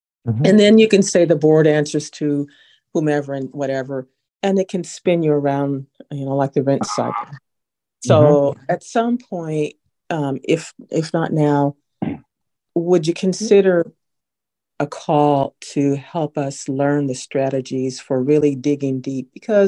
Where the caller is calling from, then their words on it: Sacramento, California, United States; I am from Sacramento, California.